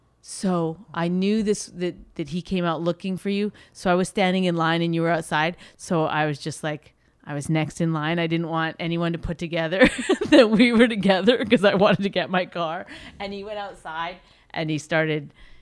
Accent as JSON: {"language": "English", "country": "Canada", "said": "I'm Canadian, so I probably stood like at least 10 minutes before I even said anything."}